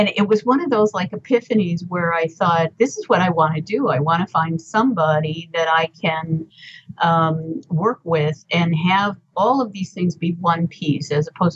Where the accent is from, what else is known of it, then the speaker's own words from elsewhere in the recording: Woodstock, Illinois, United States; moved away as an adult; also born or lived in Berwyn, Illinois / Chicago, Illinois; now in Durham, United States; I'm was born in Berwyn and raised in Woodstock, Illinois, and lived in Chicago from 1970 until I moved to Durham